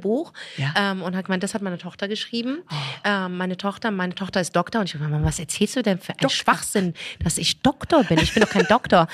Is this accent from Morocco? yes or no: yes; Morocco; now in Germany; Ich bin Marokkanerin